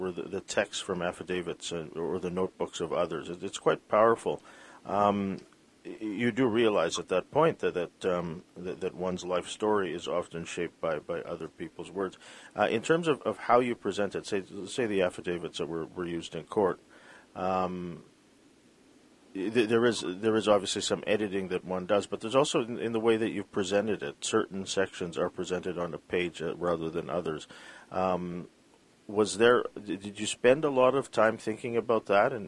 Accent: Vancouver, British Columbia, Canada; I was born in Vancouver

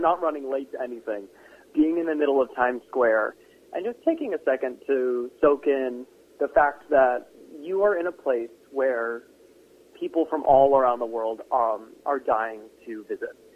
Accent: Connecticut, United States; now in New York, United States; I grew up in Connecticut, but we would go into New York a lot

